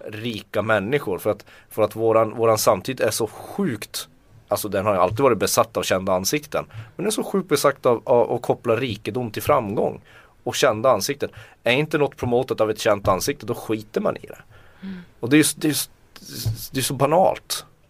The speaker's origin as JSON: {"language": "Swedish", "area": "Tornedalen", "region": "Norrbotten County", "country": "Sweden", "said": "Jag kommer från Tornedalen."}